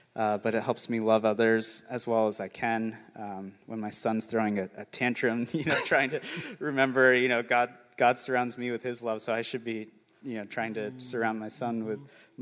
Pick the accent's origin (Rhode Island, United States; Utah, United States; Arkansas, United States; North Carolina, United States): Utah, United States; St. George; I grew up in St. George's, an hour away from Zion National